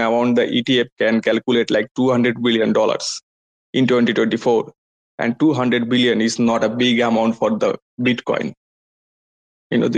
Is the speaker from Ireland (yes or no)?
no; India